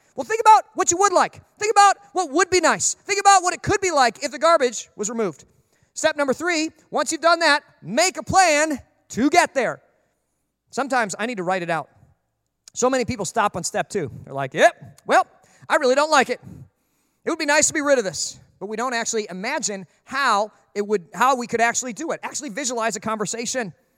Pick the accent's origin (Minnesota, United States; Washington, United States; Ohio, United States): Minnesota, United States; growing up in Minnesota, everybody had a dog.